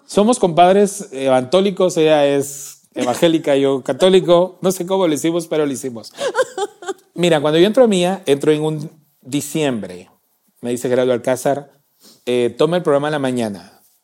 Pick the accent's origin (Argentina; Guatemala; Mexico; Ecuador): Guatemala; Salamá, Baja Verapaz; moved away; mi tierra es muy caliente muy caliente. Salamá es muy caliente